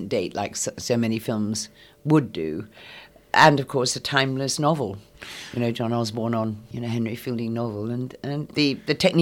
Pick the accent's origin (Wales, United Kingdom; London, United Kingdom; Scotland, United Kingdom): Scotland, United Kingdom; moved away; I am half Scots. I was brought up in Scotland